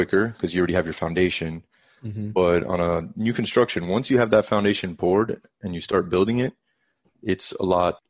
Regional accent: South Florida, United States; moved away as an adult; now in Dallas, United States; now I live in Dallas, like you mentioned, but I'm originally from South Florida

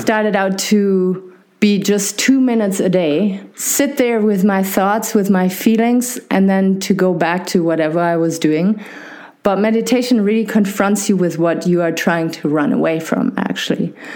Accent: Germany; accent: maybe not harsh German; I was uh, born and raised in Germany

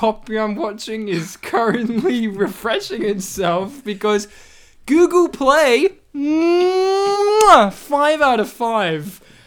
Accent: Kempsey, New South Wales, Australia; moved away; my hometown of Kempsey

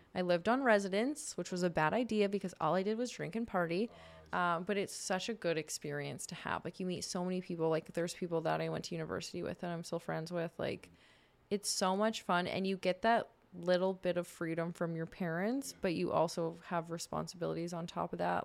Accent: Saskatchewan, Canada; moved away; also born or lived in Warman / British Columbia; I grew up in Saskatchewan

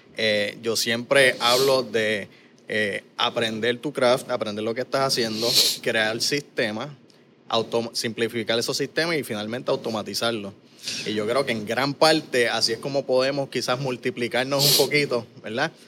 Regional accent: Caguas, Puerto Rico; moved away as an adult; also born or lived in San Lorenzo, Puerto Rico / Texas; Yo me crié aquí en Cagua y San Lorenzo, en residenciales, en barriadas

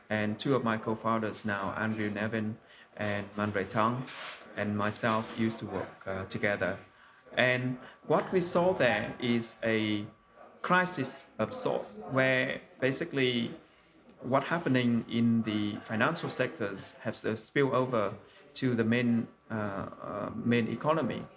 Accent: Vietnam; when I was growing up in Vietnam

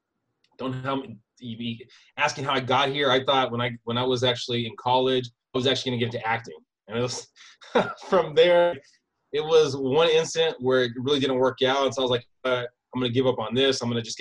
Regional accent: San Diego, California, United States; born there; I was born in San Diego, moved around a lot.

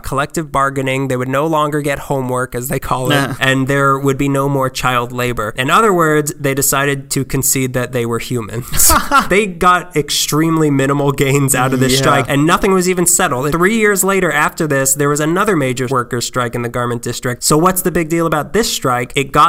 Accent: East Los Angeles, California, United States; born there; I was born in East LA. That's me doing drugs.

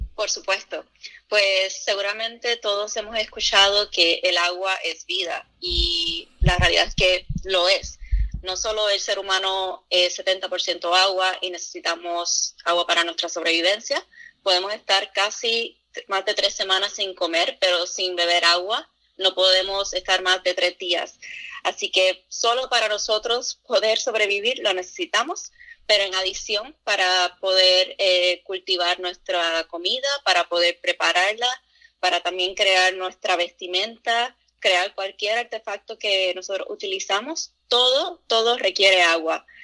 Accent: Puerto Rico; now in United States; yo soy original de Puerto Rico

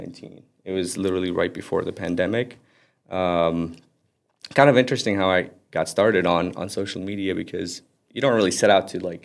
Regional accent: Florida, United States; also born or lived in Aley, Lebanon / California; I was born there and then moved to America when I was 8. So we lived in Florida pretty much ever since. That's where my family's at right now.

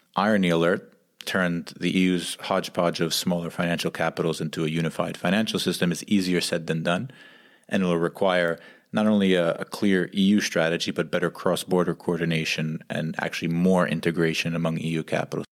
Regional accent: United States; now in Geneva, Switzerland; We're two American expats and development professionals living in Geneva, Switzerland

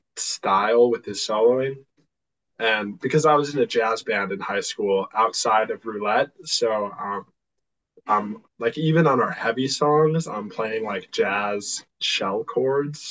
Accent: Milwaukee, Wisconsin, United States; born or raised there

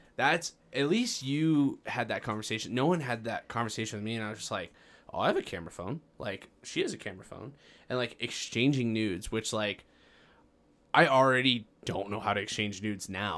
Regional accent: Farmington, New Mexico, United States; I grew up in Farmington, and it was one of the first, uh, or we were part of the first classes, uh, in middle school that received laptops.

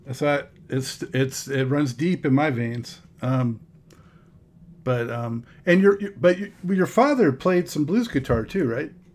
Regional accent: Los Angeles, California, United States; I'm also from Los Angeles

